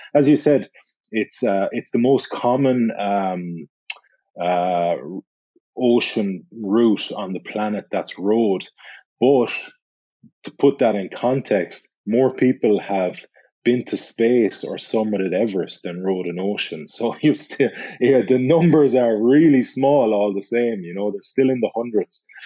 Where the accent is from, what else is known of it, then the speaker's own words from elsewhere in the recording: Galway, Connacht, Ireland; Galway on the west coast of Ireland? Because it's my hometown